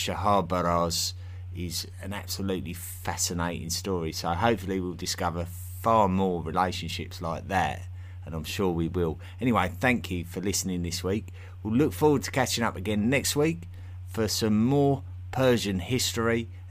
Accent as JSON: {"language": "English", "region": "East of England", "country": "United Kingdom", "accent": "Essex", "said": "My Essex accent is extremely vulgar in real life, and I didn't realise how vulgar it was until I started speaking to various English speakers around the world"}